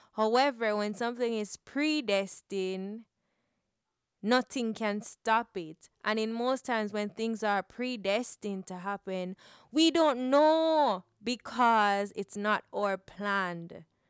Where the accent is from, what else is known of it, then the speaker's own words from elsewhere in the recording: Jamaica; growing up in Jamaica